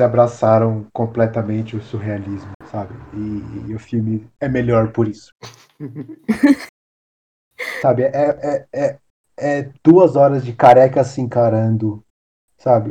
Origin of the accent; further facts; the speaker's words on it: Brazil; a gente é brasileiro